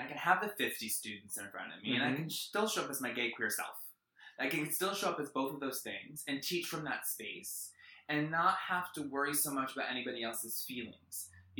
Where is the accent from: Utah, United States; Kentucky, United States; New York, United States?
New York, United States; now in Massachusetts, United States; I'm from New York.